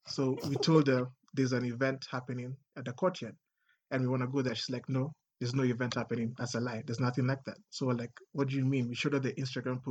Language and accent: English; Kenya; in Kenya, I've never felt what it means to be black because all I'm surrounded is by black people